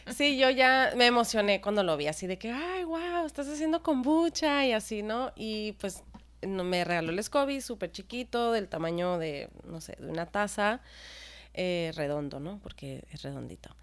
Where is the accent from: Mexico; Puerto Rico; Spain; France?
Mexico; Sonora; also born or lived in United States; yo soy de Sonora